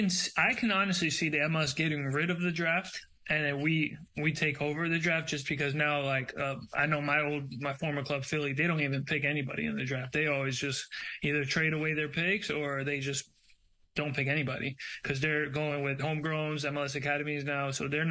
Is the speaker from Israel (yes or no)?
no; Brazil; born there; Because I was born in Brazil. I watched the Brazilian leagues.